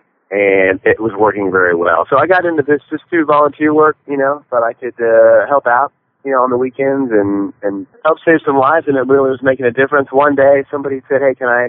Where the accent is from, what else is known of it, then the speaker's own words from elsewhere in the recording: Decatur, Illinois, United States; I grew up in Decatur, Illinois, with a little dachshund called Duchess